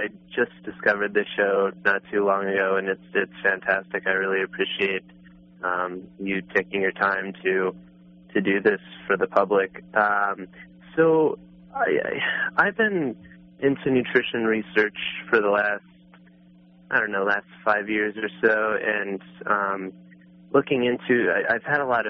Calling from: Denver, Colorado, United States; I'm here in Denver, Colorado.

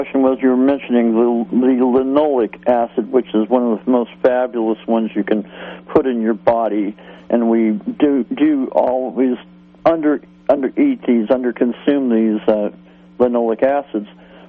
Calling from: Garberville, California, United States; Yes, I'm from Garberville, California.

